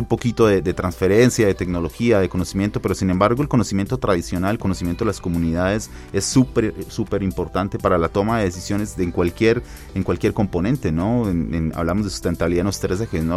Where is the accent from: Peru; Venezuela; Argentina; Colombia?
Colombia; now in Mexico; soy colombiano